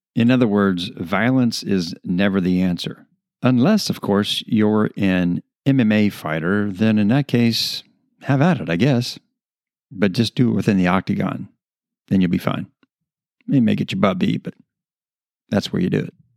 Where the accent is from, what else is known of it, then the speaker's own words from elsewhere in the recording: United States; as American citizens